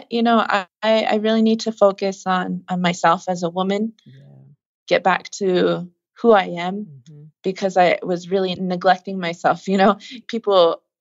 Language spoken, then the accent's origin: English; Pine Ridge Indian Reservation, South Dakota, United States; I come from the Pine Ridge Indian Reservation, and it's the poorest county in America. I grew up with nothing